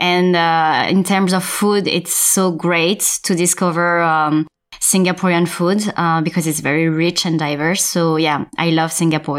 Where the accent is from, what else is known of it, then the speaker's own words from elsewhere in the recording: suburb of Paris, Île-de-France, France; first language French; English is a second language; I was born in France, uh, so in a suburb of Paris.